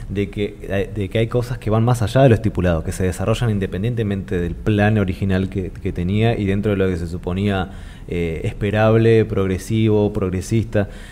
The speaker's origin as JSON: {"language": "Spanish", "country": "Argentina", "said": "comunidad argentina"}